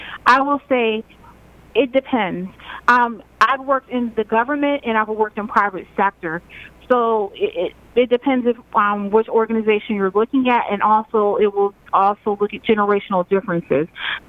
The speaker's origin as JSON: {"language": "English", "country": "Germany", "tie": "born or raised there", "also_born_or_lived": "Virginia, United States", "said": "just say I grew up as a military brat. I traveled all over the world because my father was in the Army. I grew up mostly in Germany, and then he settled in Virginia."}